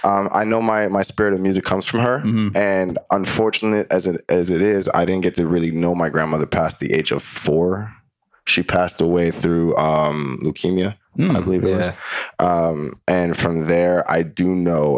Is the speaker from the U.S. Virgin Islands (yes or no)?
yes; St. Croix, U.S. Virgin Islands; moved away as an adult; also born or lived in Germany / Fort Drum, New York; I'm from the St. Croix, U.S. Virgin Islands.